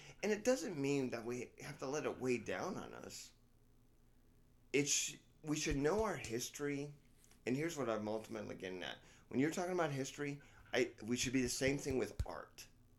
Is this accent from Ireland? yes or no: yes; Ireland; I think Northern Ireland should be part of Ireland. That's just my belief because I'm Irish.